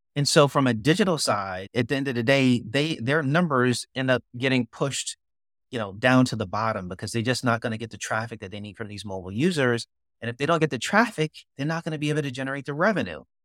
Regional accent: New York City, New York, United States; now in Durham, United States; I was born and raised in Brooklyn

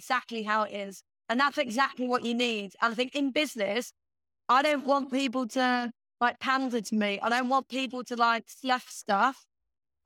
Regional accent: Ireland; moved away; we grew up in Ireland, in like a really like remote area in Ireland.

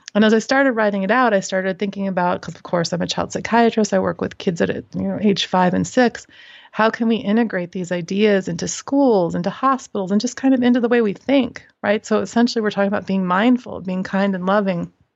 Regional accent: Midwest, United States; I grew up in the Midwest

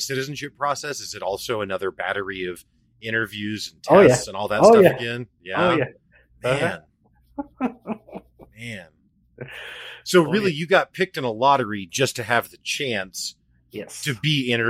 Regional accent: Midwest, United States; even though I am very much from the Midwest.

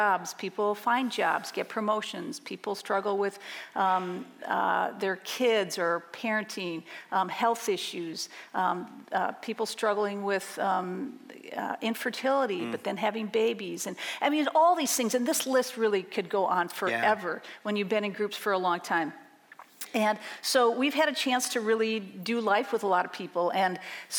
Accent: Minneapolis, Minnesota, United States; moved away as an adult; now in Madison, United States; I grew up in Minneapolis, and in 1988, we moved to Madison for my husband's job

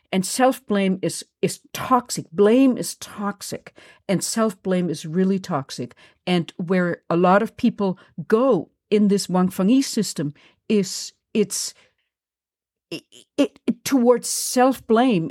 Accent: Germany; accent: German; moved away; I'm German and I come from a Nazi, I come from Nazis.

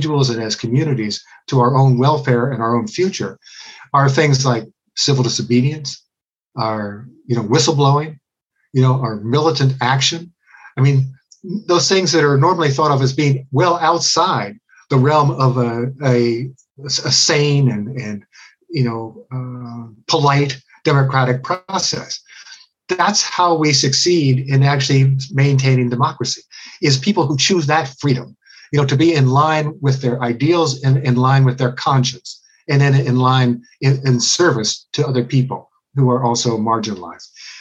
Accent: Cincinnati, Ohio, United States; I was growing up in Cincinnati

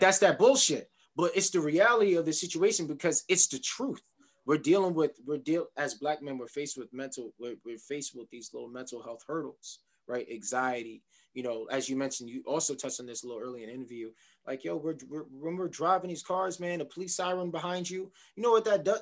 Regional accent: New York City, New York, United States; I'm from Queens

